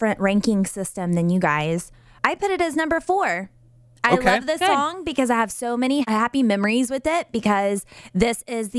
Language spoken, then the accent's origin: English; Georgia, United States; I'm from Georgia. I used to be super duper twangy and I'm not anymore.